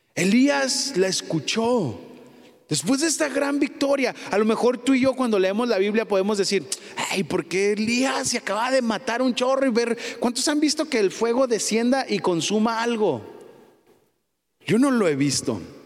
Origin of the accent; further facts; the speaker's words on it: Mexico; No soy eh, New Yorker, ¿cómo? soy Mexican, Mexican, mexicano